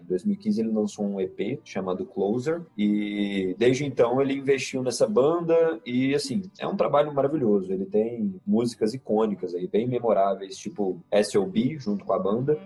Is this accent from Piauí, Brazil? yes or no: no; Minas Gerais, Brazil